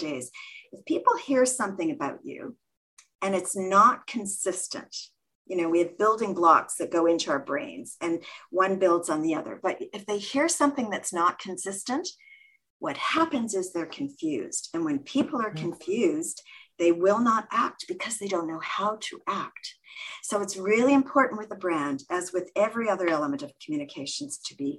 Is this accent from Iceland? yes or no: no; Canada; also born or lived in Toronto, Canada; I'm Canadian. We're based in Toronto, Canada